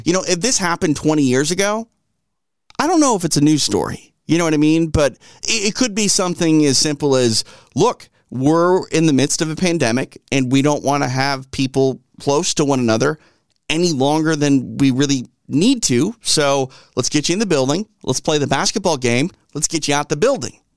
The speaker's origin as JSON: {"language": "English", "region": "Midwest", "country": "United States", "accent": "Midwest", "said": "I'm from the Midwest, and if I don't watch certain words, I'll, I'll say, uh, roof instead of roof."}